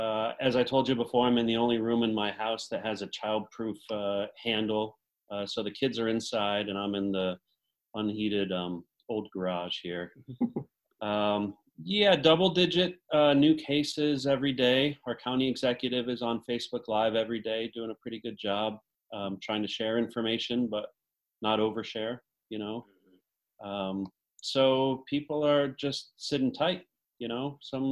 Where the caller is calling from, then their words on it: New Hartford, New York, United States; Yeah, I'm in New Hartford, New York, just outside Utica, which is, if New York State's a triangle, we're as close to the middle as you can get.